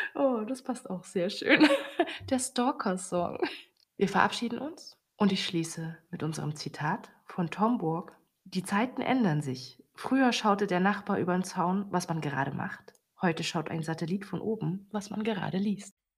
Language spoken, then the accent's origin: German; Germany; als Deutsche